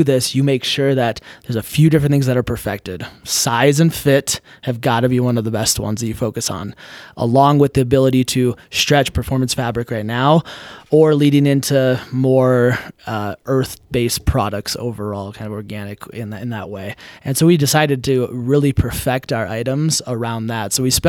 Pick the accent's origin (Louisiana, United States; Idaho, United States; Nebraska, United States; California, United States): Idaho, United States; And growing up in Idaho and having that conservative mindset as well has helped me stay grounded